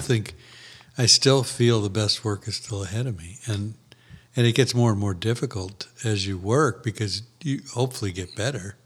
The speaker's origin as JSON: {"language": "English", "town": "St. Louis", "region": "Missouri", "country": "United States", "tie": "born or raised there", "said": "my hometown"}